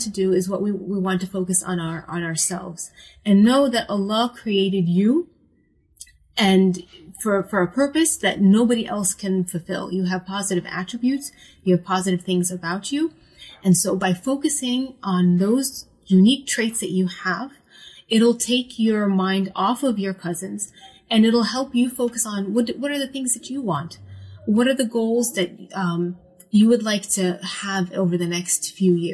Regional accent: Falls Church, Virginia, United States; moved away as an adult; now in Baltimore, United States; my hometown is my favorite thing. Falls Church, Virginia.

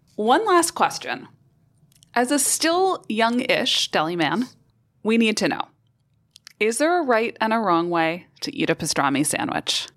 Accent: New York City, New York, United States; As a New Yorker, I, I miss going to restaurants

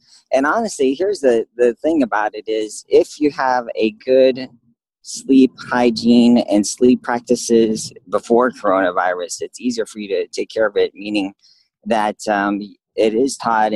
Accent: California, United States; moved away as an adult; now in Phoenix, United States; I grew up in California

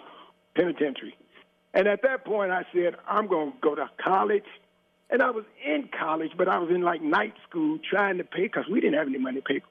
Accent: Cincinnati, Ohio, United States; I'm from Walnut Hills going to Withrow

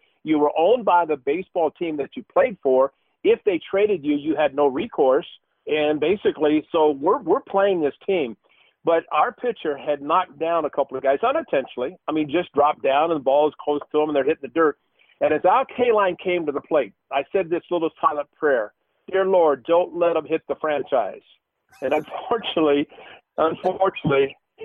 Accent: Marion, Illinois, United States; I grew up in Southern Illinois

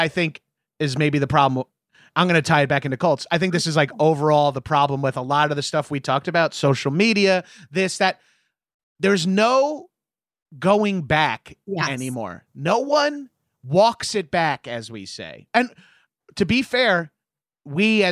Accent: Long Island, New York, United States; a meathead from Long Island

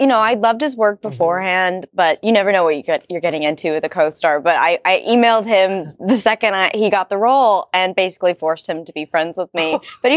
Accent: Southern Midwest, United States; also born or lived in Tennessee; I was born in Tennessee, and I grew up in the Southern Midwest.

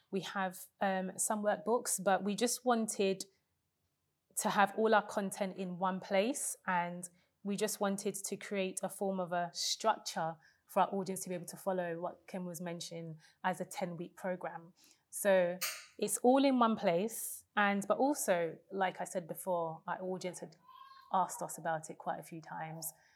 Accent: London, United Kingdom; I was born in Hackney, East London, in a deprived council estate, not the gentrified Hackney of today

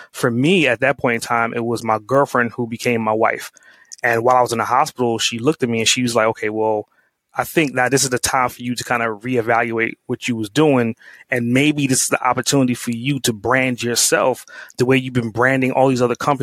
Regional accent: New York City, New York, United States; growing up in Brooklyn

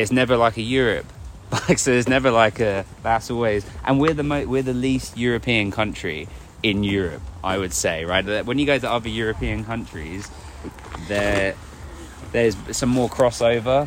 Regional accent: Hertfordshire, East of England, United Kingdom; just outside London

